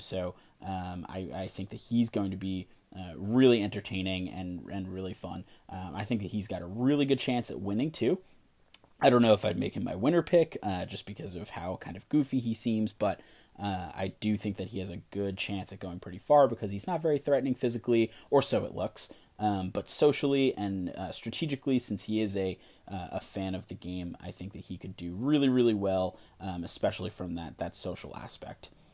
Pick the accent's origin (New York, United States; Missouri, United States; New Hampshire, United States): New York, United States; I'm from New York